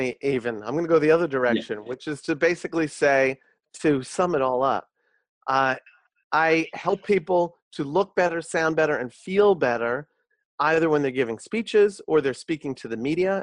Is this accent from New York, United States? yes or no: yes; New York, United States; I uh, was born and bred in New York. I'm a New Yorker my whole life